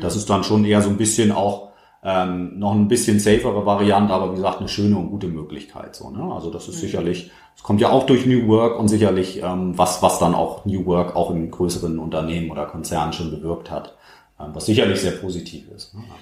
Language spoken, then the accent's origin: German; Germany; bei uns in Deutschland